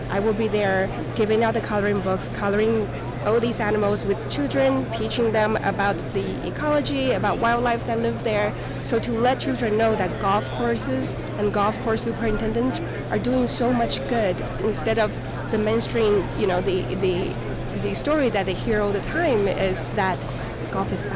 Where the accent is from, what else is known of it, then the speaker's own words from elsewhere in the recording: Taiwan; also born or lived in Santa Barbara, California / upstate New York / Albany, New York; now in South Carolina, United States; I'm originally from Taiwan.